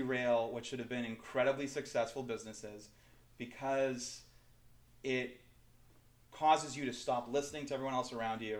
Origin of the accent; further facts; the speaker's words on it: Canada; now in Orange County, United States; as a Canadian